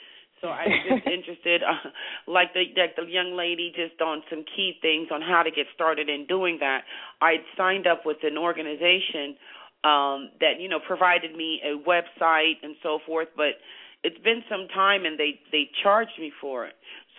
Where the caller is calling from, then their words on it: Tallahassee, Florida, United States; I'm calling from Tallahassee, Florida.